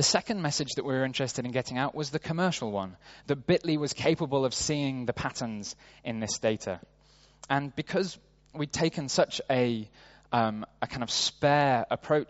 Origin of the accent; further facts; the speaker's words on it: Sheffield, Yorkshire and the Humber, United Kingdom; moved away as an adult; now in New York, United States; my hometown of Sheffield in the UK